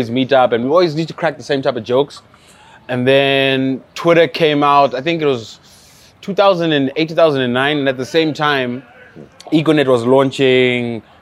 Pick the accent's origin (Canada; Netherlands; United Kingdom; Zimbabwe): Zimbabwe; we are from Zimbabwe.